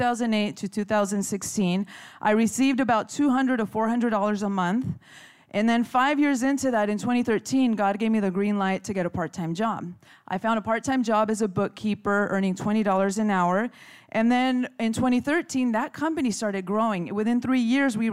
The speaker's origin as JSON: {"language": "English", "town": "Chula Vista", "region": "California", "country": "United States", "tie": "born or raised there", "said": "I grew up in Chula Vista"}